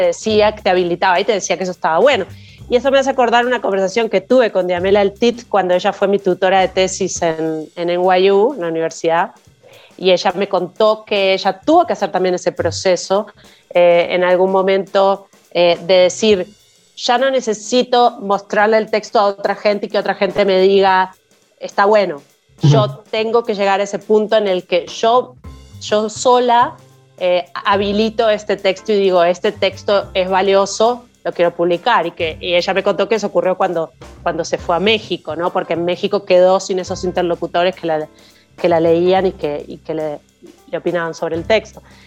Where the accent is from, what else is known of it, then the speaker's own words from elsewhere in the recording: Uruguay; siendo una joven uruguaya, em, de uruguaya latinoamericana de aquella época, de 1990 y poco